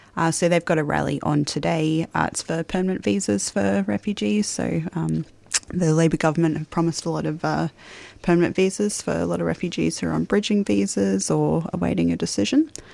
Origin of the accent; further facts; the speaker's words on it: Queensland, Australia; now in Melbourne, Australia; I'm from Queensland, so usually September we get a nice warm spring